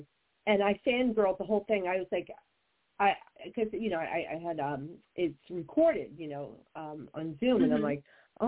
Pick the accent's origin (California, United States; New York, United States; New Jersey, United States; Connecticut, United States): New Jersey, United States; I'm from Jersey and I'm Italian